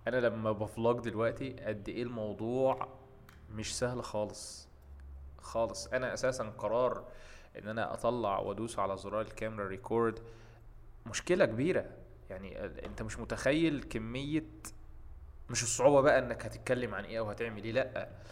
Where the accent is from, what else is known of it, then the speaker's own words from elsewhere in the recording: Egypt; عندنا في مصر